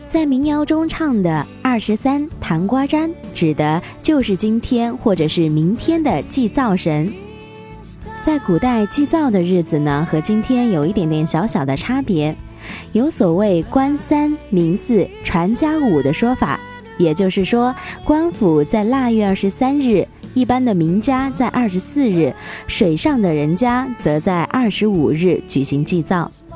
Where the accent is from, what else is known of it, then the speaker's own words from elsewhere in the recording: southern Sichuan, China; 是四川南边的人